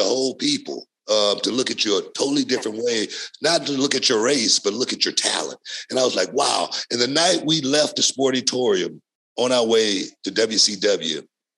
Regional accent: Texas, United States; also born or lived in Louisiana; I grew up in Texas. I was born in Louisiana.

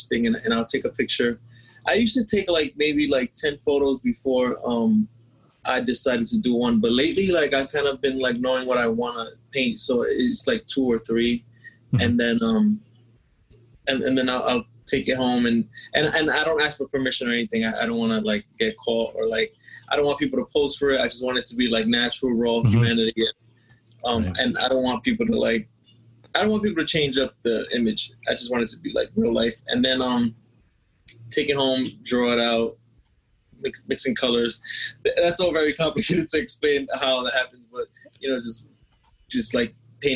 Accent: New York City, New York, United States; growing up in the Bronx, graffiti was like a big influence to me

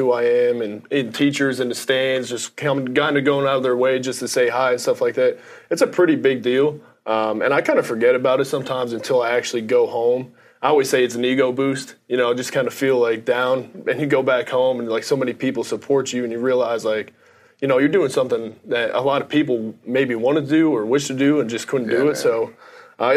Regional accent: Frackville, Pennsylvania, United States; Frackville, small, cold region town, not much going on, just very blue collar.

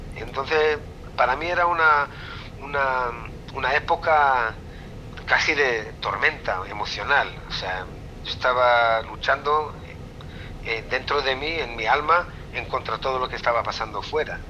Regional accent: Israel; also born or lived in Spain; yo soy israelí

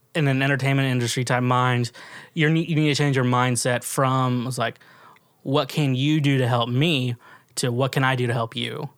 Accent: Kansas City, Kansas, United States; now in Nashville, United States; I'm from Kansas City

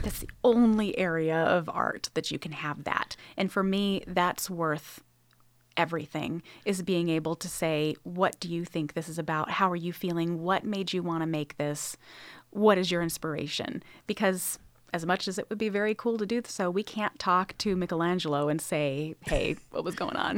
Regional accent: Sacramento, California, United States; moved away as an adult; also born or lived in Los Angeles, California / Indiana / Pennsylvania; now in North Carolina, United States; I'm originally from Northern California, from the Sacramento area

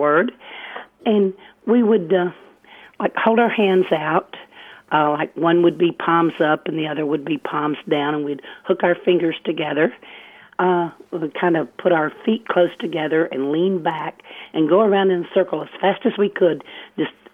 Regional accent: eastern Arkansas, United States; now in Federal Way, United States; I grew up in Arkansas

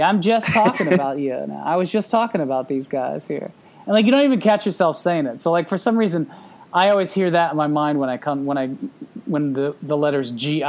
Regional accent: Southern Missouri, United States; I'm from Southern Missouri, and like you never like I don't have as strong of an accent as like, you know, a lot like my family or even like, you know, friends and stuff like that. But like every now and then you catch it.

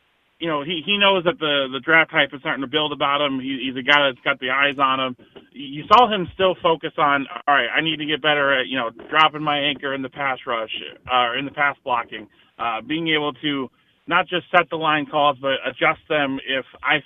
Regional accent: Chicago suburbs, Illinois, United States; I grew up in the Chicago suburbs

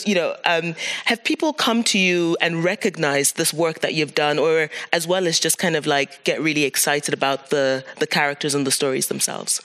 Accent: Cameroon; now in Amsterdam, Netherlands; I'm from Cameroon

